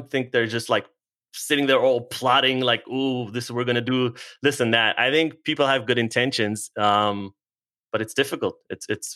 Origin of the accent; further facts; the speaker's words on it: Israel; now in United States; I'm originally from Israel.